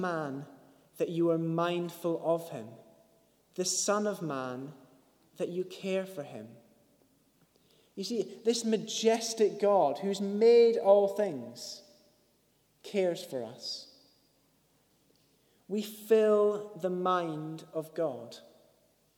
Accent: Scotland, United Kingdom; I'm Scottish

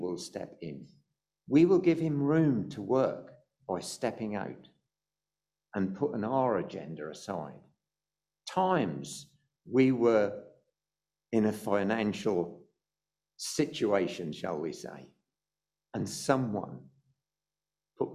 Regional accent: United Kingdom; also born or lived in South Africa; we're British

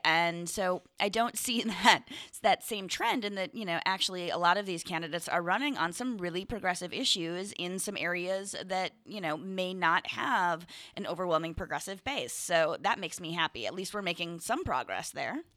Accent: Hartland, Wisconsin, United States; also born or lived in Door County, Wisconsin; I was born and raised in Heartland, Wisconsin

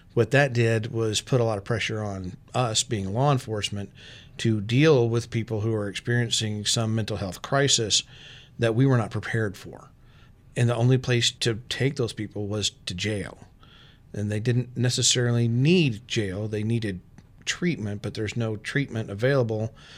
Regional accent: Texas, United States; moved away as an adult; also born or lived in Arkansas; now in Storm Lake, United States; I'm from Texas. I've lived in Texas and Arkansas

